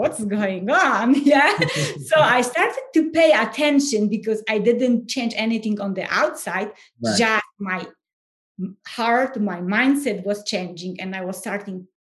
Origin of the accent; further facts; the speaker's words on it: Poland; English is a second language; moved away as an adult; now in United States; everyone can hear my accent. And so I'm originally from Poland, no more secrets. And I live in the US. So I came to the US, 2011